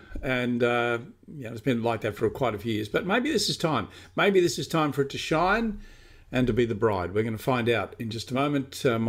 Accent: Toowoomba, Queensland, Australia; Yeah, I grew up in Mount Lofty. You know, one of the areas when we settled there, when Dad built the house there, there was nothing. It was just all paddocks.

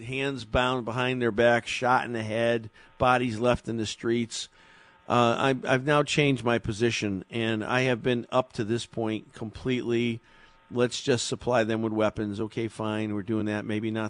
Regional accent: Meriden, Connecticut, United States; I was born and raised in Meriden.

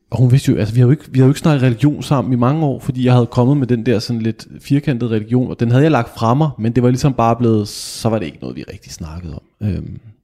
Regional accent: Kokkedal, Capital Region of Denmark, Denmark; Jeg kom fra Kokkedal

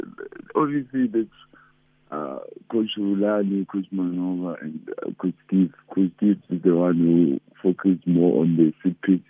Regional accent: Musina, Limpopo, South Africa; I'm from Messina

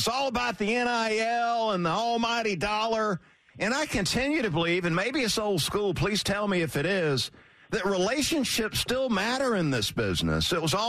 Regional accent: Valdosta, Georgia, United States; my hometown of Valdosta.

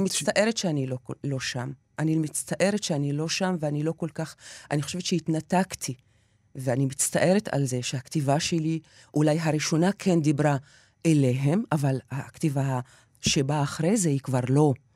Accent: near Haifa, Haifa District, Israel; בתור ילדה בדואית שמגיעה מהכפר כל בוקר לבית הספר ה- של האליטה של חיפה

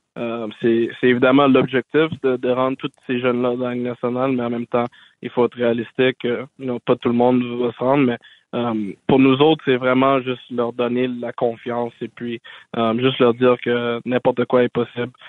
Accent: Montreal, Quebec, Canada; ma ville natale à Montréal ici

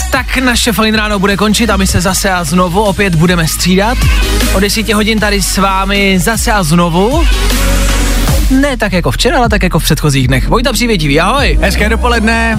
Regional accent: Olomouc Region, Czechia; jsem z Olomouckého kraje

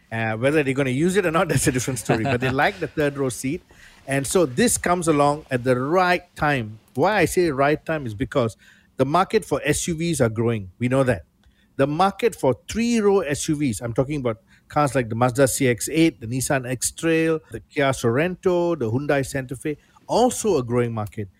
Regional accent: Malaysia; I'm Malaysian.

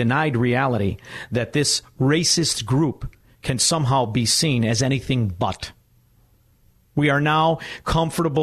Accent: Chicago, Illinois, United States; I'm from Chicago

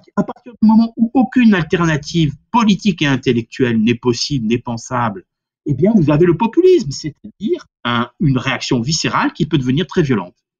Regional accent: Corsica, France; moi qui suis corse

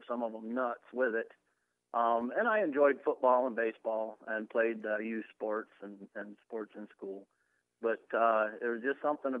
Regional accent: Michigan, United States; I grew up in Michigan. Was born and raised there

